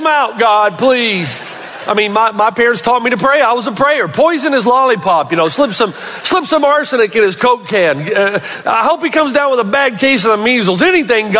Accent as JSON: {"language": "English", "town": "Elizabethton", "region": "Tennessee", "country": "United States", "tie": "born or raised there", "said": "the home that I grew up in Elizabethan, Tennessee"}